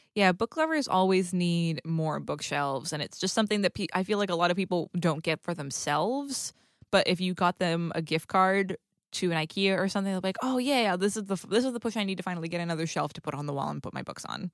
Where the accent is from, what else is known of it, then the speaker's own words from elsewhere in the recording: New England, United States; I, too, am from New England